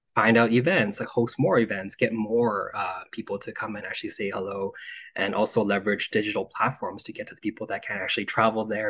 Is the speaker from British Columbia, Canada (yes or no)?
yes; Vancouver, British Columbia, Canada; moved away as an adult; also born or lived in Montreal; I was born and raised in Vancouver to immigrant parents